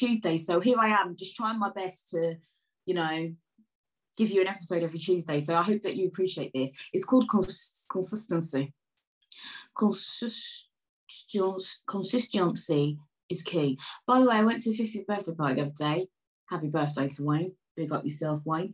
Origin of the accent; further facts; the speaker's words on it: London, United Kingdom; I was born in Peckham